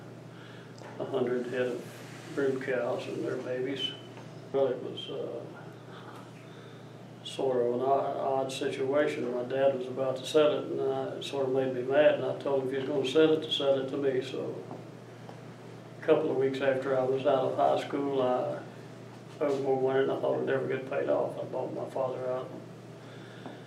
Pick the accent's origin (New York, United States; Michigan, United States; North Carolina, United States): North Carolina, United States; Bethel community, Watauga County; I was born in the Bethel community of Watauga County